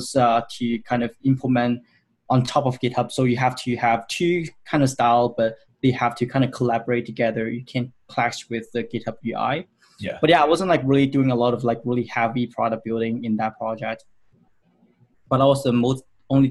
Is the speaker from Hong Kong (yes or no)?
yes; Hong Kong; moved away as an adult; now in Vancouver, Canada; I'm originally from Hong Kong, so I finished my college in Hong Kong